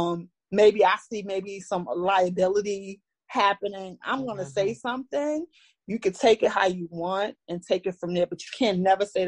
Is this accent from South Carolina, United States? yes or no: no; New York City, New York, United States; I'm from Brooklyn, New York. I'm born and raised here and lived here all my life